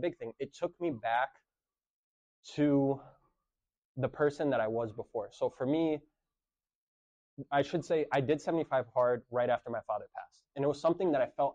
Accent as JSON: {"language": "English", "town": "Jerusalem", "country": "Palestine", "tie": "born or raised there", "moved": "yes", "lives_now": "United States", "said": "I was born in Jerusalem, have Palestinian citizenship"}